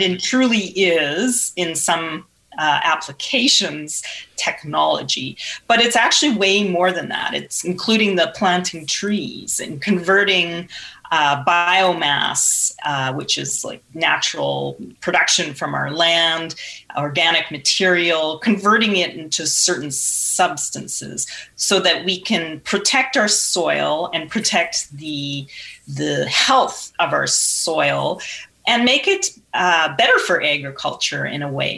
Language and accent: English; Saskatchewan, Canada; I grew up in Saskatchewan and farming's in the family